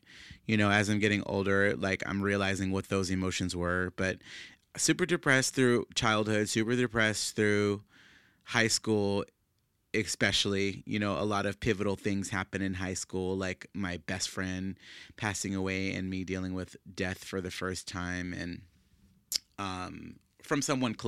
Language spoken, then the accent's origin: English; New Orleans, Louisiana, United States; moved away as an adult; now in Dallas, United States; I moved to Dallas from New Orleans, Louisiana, which is where I'm originally from, several years ago, whenever I graduated from high school in 2005.